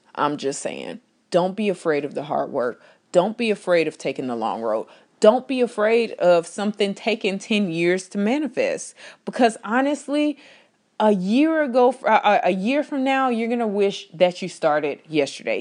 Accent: Texas, United States; I am from Texas

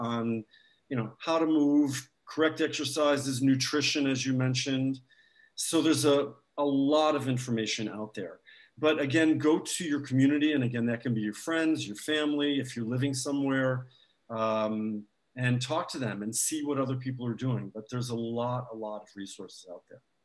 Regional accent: United States; moved away; I have family in the States

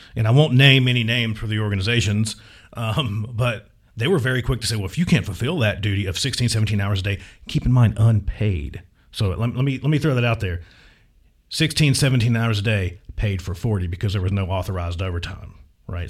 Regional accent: Virginia, United States; moved away as an adult; my hometown in Virginia

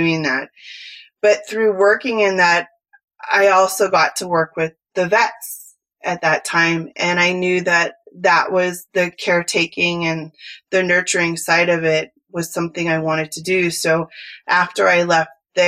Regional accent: San Francisco Bay Area, California, United States; accent: Cali; moved away; I'm originally from California and I grew up in the San Francisco Bay Area

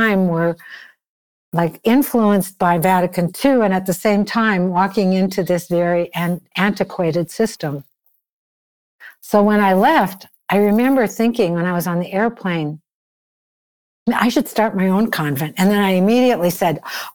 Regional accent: Minneapolis, Minnesota, United States; moved away as an adult; also born or lived in San Francisco, California / Japan; now in North Carolina, United States; I'm from Minneapolis, Minnesota.

